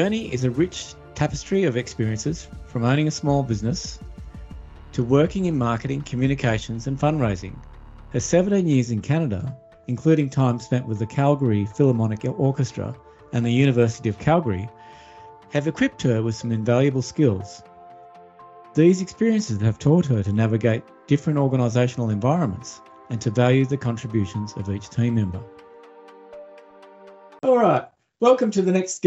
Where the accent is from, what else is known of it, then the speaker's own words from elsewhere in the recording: Australia; I grew up in Australia, but my ancestors were first fleeters.